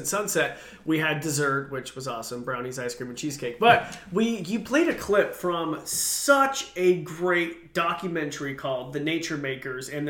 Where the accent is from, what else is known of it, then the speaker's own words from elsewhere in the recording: Idaho, United States; I'm from Idaho